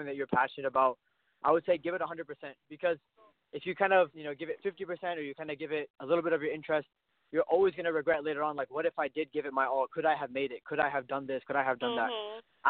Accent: Canada; My dad is Indian. My mom is Pakistani, but I was born in Canada, so I'm Canadian

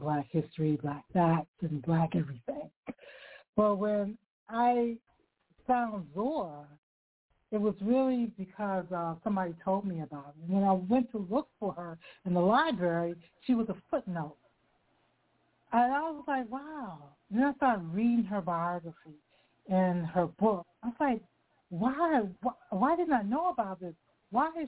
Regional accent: Washington, District of Columbia, United States; moved away; I'm originally from Washington, D.C.

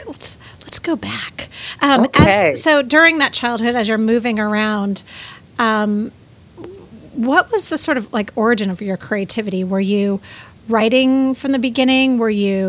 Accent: Torrance, California, United States; I grew up in Torrance

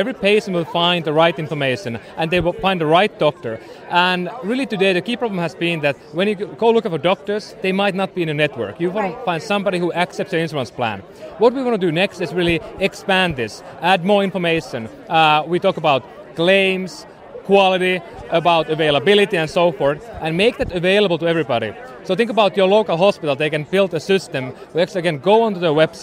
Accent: Finland; moved away as an adult; now in California, United States; originally from Finland, but been living in California for about 8 years

